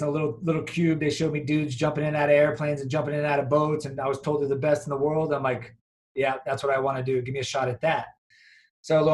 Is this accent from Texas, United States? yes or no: no; Miami, Florida, United States; I'm from Miami. So I came back to Miami when I got out